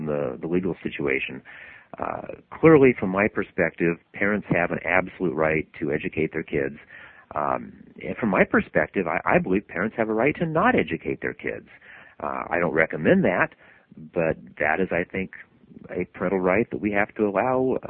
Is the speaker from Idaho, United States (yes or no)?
yes; Idaho, United States; now in California, United States; my hometown up in Idaho